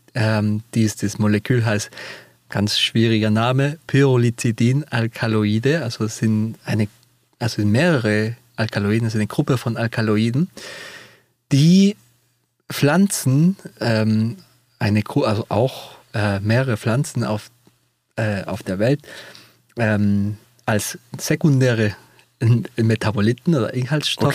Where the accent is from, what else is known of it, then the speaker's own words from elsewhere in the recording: Peru; German is a second language; moved away; Ich komme auch ja selber aus Peru